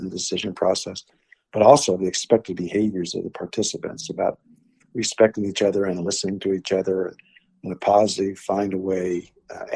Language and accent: English; Kansas, United States; when we were growing up in Kansas